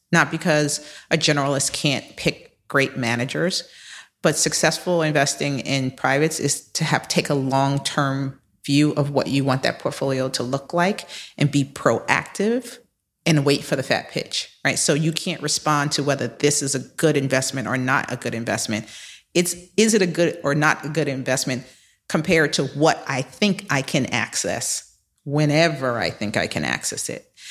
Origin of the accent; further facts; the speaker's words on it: New York, United States; also born or lived in Philadelphia / Boston; I am a native New Yorker. I was born in Harlem, raised in the Bronx